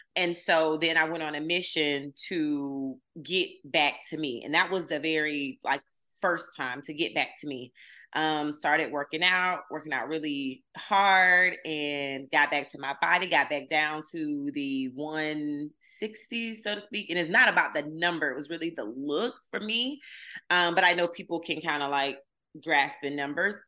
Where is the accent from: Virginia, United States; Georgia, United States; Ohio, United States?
Georgia, United States; Camilla; moved away as an adult; also born or lived in Atlanta, Georgia; I'm from the deep south. I'm from Southwest Georgia, Camilla, Georgia to be exact